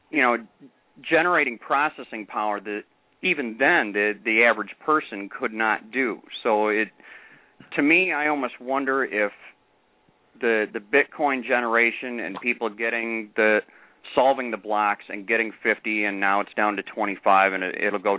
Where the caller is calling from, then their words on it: Michigan, United States; I'm from Michigan.